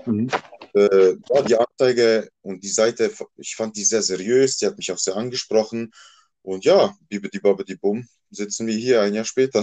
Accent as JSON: {"language": "German", "town": "Basel", "region": "Basel-Stadt", "country": "Switzerland", "tie": "born or raised there", "also_born_or_lived": "Bosnia and Herzegovina (ancestry) / Croatia (ancestry)", "moved": "as an adult", "lives_now": "Basel-Landschaft, Switzerland", "said": "das ist mein Geburtsort und dort bin ich aufgewachsen. Ich bin dann nach Basel-Land gezogen. Da lebe ich auch schon seit über einem Jahrzehnt, aber ja, Basel ist und bleibt meine Heimat."}